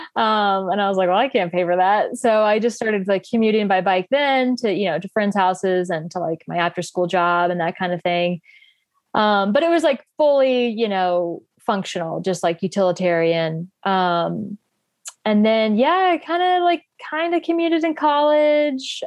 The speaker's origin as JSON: {"language": "English", "region": "North Carolina", "country": "United States", "moved": "as an adult", "lives_now": "Boulder, United States", "said": "I live in Boulder, Colorado, um, but I'm from North Carolina originally. Um, yeah, I've been out here about five and a half years."}